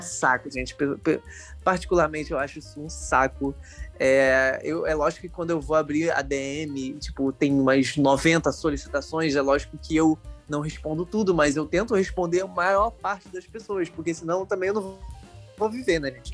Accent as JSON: {"language": "Portuguese", "region": "Rio de Janeiro", "country": "Brazil", "said": "Eu sou daqui da Zona Norte do Rio de Janeiro"}